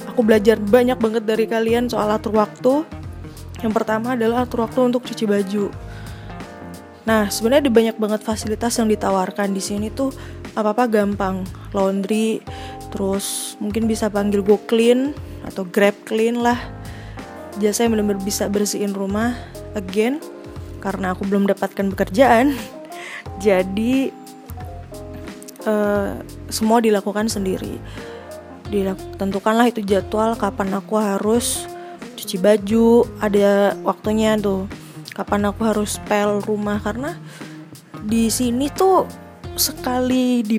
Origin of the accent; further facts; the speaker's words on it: Magelang, Central Java, Indonesia; also born or lived in Jakarta; jadi aku memang lahir di Jakarta tapi besar dan berkembang berkembang secara fisik dan juga pola pikirnya mindsetnya di Magelang, sebuah kota kecil yang dikenal sebagai kota Taru